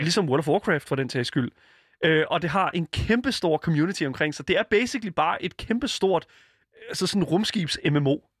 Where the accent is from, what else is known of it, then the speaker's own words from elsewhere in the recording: Denmark; Jeg er også fra Jylland